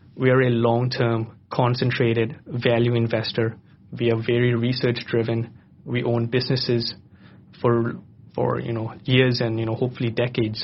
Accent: Bangkok, Thailand; also born or lived in London, United Kingdom; I was born and raised in Bangkok

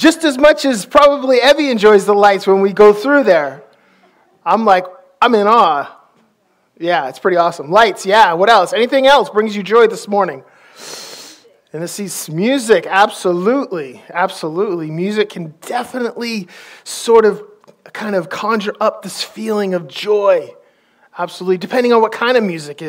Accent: Maine, United States; I'm from Maine

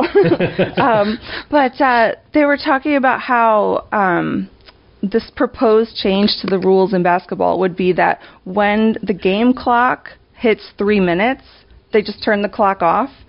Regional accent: New York, United States; moved away; I'm born and raised in New York, living in New York again.

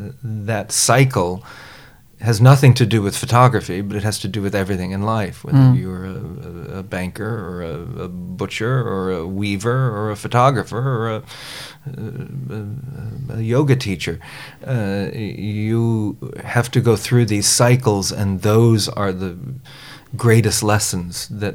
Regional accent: New Providence, Bahamas; also born or lived in Chicago / Florida; I was born outside of Chicago and grew up in the Bahamas and lived in Florida for a bit.

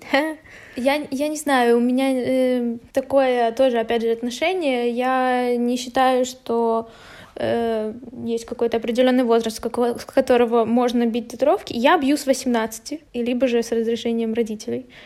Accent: Kryvyi Rih, Dnipropetrovsk Oblast, Ukraine; я из Кривого Рога

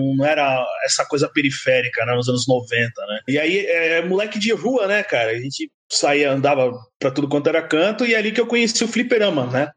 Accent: São Paulo, Brazil; also born or lived in Itaquaquecetuba; Eu nasci na Penha, né, cara? Eu sou da, da Zona Leste aqui de São Paulo

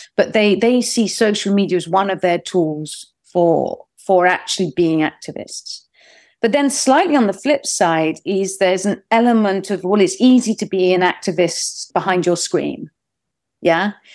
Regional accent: United Kingdom; as a British person, uh, so a non-American

